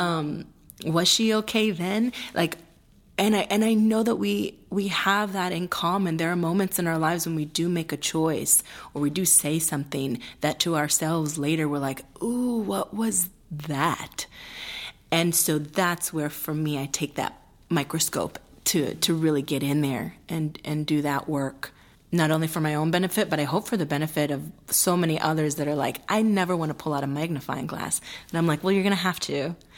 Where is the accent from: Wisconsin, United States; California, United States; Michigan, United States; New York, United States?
Wisconsin, United States; Milwaukee; first language Spanish; English is a second language; Spanish was my first language with my sister and myself. It, it went that way for a period of time until at our really very sweet kindergarten place called Children's Workshop in Wis-, Milwaukee, Wisconsin